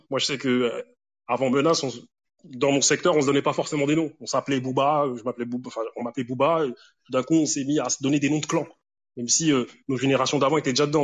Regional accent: Grigny, Île-de-France, France; j'ai grandi avec pas mal d'Antillais, Tu vois, des, des moi, c'était principalement des Antillais. Parce qu'à Grigny, il y a plusieurs quartiers

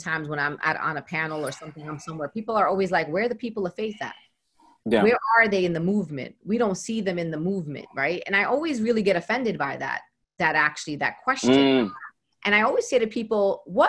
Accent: New York City, New York, United States; I am from Brooklyn

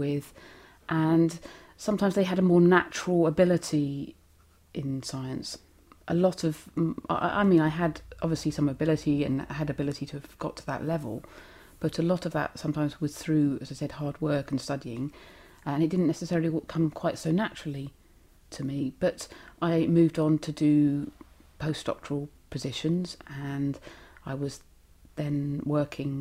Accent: Southampton, South East England, United Kingdom; I was born in Southampton in Hampshire. I went to a little primary school, Botley Primary School, and then on to comprehensive, Wildon, and then sixth form college, all in Hampshire.

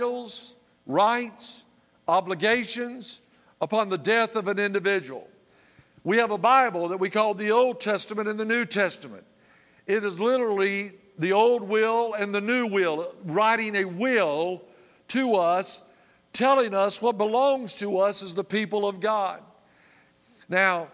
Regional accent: Tallahassee, Florida, United States; I grew up in Tallahassee, Florida

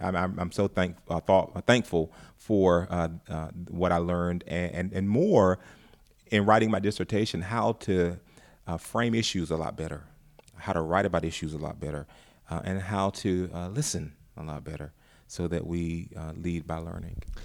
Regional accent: North Carolina, United States; now in Ferguson, United States; I'm not from Ferguson, Florissant area. I'm from North Carolina

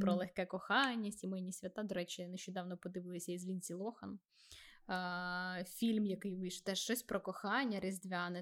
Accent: Vinnytsia, Vinnytsia Oblast, Ukraine; фізично я не з Донбасу, я з Вінниці

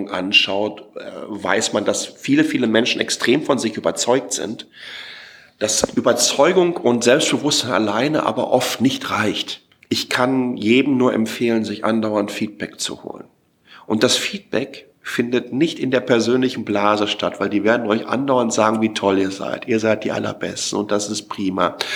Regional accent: Waltrop, North Rhine-Westphalia, Germany; Ich bin aufgewachsen in Waltrop, Kreis Recklinghausen, 15 Kilometer nordöstlich von äh, Dortmund, direkt neben kastrop rauxe ähm, Also das östliche Ruhrgebiet. 32.000 Einwohner.

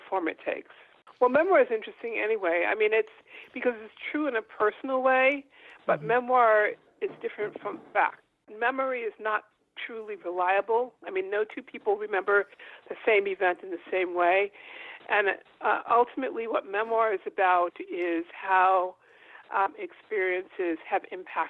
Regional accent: New York City, New York, United States; I was born in Harlem, Harlem Hospital to be exact

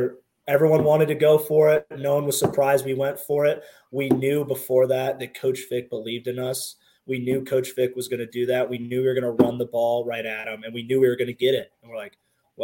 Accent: Columbus, Ohio, United States; moved away; Growing up in Columbus, like my grandma worked for the university

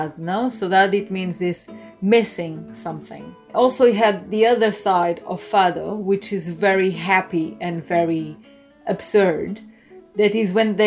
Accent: Lisbon, Portugal; English is a second language; moved away as an adult; now in Great Yarmouth, United Kingdom; I'm original from Portugal. I'm from Lisbon

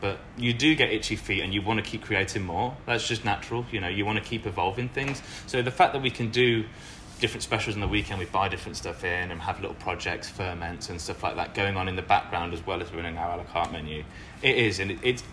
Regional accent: Lichfield, West Midlands, United Kingdom; moved away as an adult; now in Melbourne, Australia; I grew up just outside of Birmingham in the UK in a little city called Lichfield

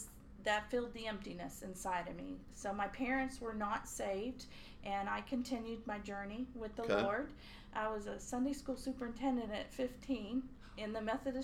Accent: Kellytown, West Virginia, United States; now in Gaston County, United States; I grew up in Kellytown, West Virginia, and it's a little outside of Fairmont, home of Mary Lou Retton. Mm. And so I went to, I'm a coal miner's daughter.

